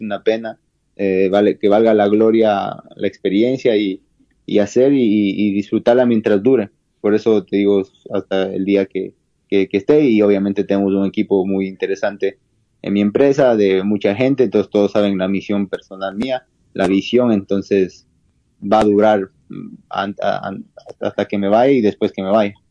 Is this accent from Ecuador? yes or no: yes; Ecuador; yo soy el único ecuatoriano